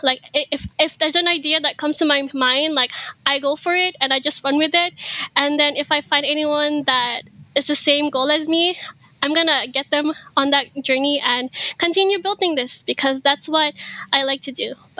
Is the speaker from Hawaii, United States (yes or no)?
yes; Hawaii, United States; first language Ilocano; English is a second language; I am from Hawaii. I immigrated here when I was 7 years old